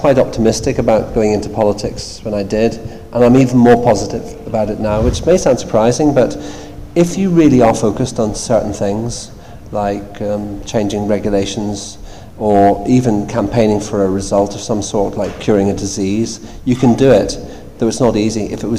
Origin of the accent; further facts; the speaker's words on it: Northern Ireland, United Kingdom; moved away; I grew up in Northern Ireland, a hugely political part of the world, just in the middle of the Troubles.